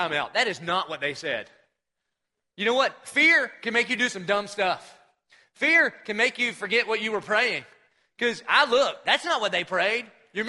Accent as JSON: {"language": "English", "town": "Dillon", "region": "South Carolina", "country": "United States", "moved": "yes", "lives_now": "Jacksonville, United States", "said": "I'm from Dillon, South Carolina"}